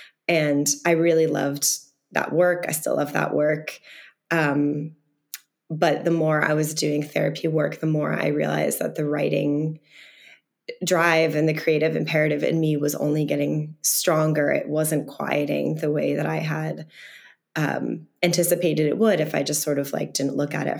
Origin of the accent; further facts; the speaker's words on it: the Berkshires, Massachusetts, United States; I'm from the Berkshires, a very rural part of Massachusetts